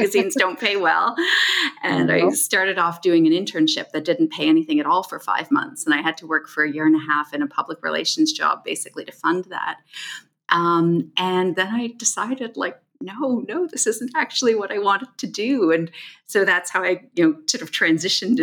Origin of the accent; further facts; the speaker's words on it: Toronto, Ontario, Canada; my hometown, Toronto